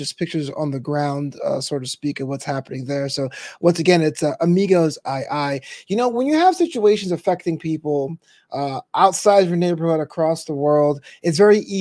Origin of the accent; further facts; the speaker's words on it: United States; being an American